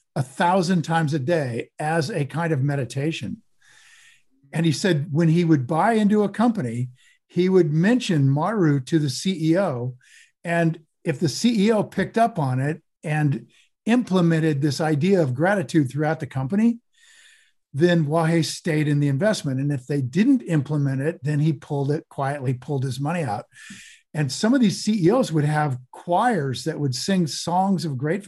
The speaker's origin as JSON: {"language": "English", "area": "Portland and Seattle, Northwest", "region": "Pacific Northwest", "country": "United States", "said": "So I'm from Portland and Seattle, Northwest."}